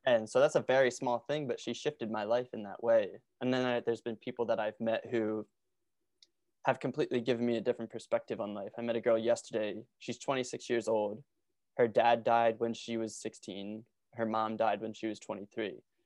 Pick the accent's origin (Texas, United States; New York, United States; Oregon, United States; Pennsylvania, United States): Pennsylvania, United States; Norristown; I grew up in Norristown, Pennsylvania, which is, like, forty minutes outside of Philly